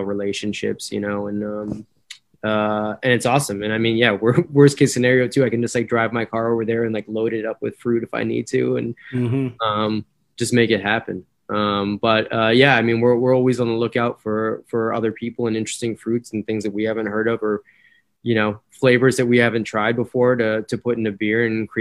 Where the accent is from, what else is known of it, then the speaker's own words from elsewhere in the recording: Maine, United States; moved away as an adult; now in Rochester, United States; I'm originally from Maine